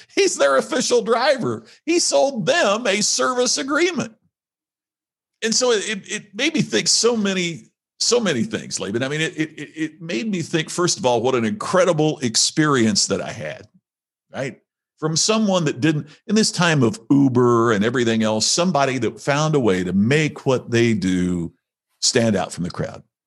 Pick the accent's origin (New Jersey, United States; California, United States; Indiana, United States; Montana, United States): Indiana, United States; moved away; my family's still back there in, uh, in Indiana, uh, in the United States